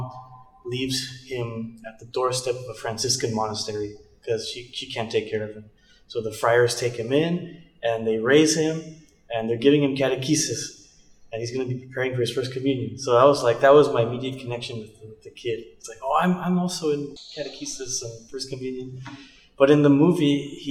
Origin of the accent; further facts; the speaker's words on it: Idaho, United States; moved away as an adult; also born or lived in California; now in Hillsboro, United States; I was born in California, but I grew up in Idaho.